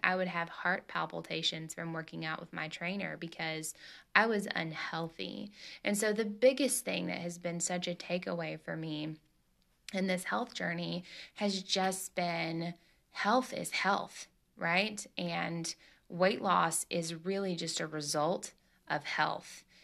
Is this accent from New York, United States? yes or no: no; Tennessee, United States; I'm from Tennessee, and in the South, man, that's what we